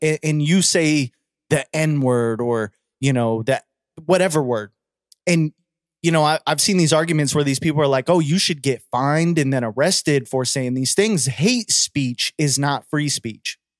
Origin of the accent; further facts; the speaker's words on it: United States; we're American